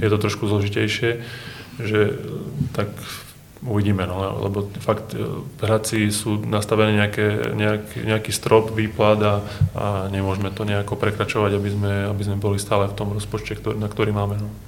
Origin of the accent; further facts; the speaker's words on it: Hranovice, Prešov Region, Slovakia; U nás na dedine v Hranovici som bol futbalový brankár